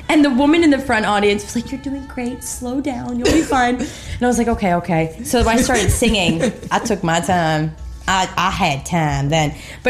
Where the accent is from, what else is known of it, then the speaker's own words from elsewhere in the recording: Short Hills, New Jersey, United States; born there; Jersey? I was born in Short Hills.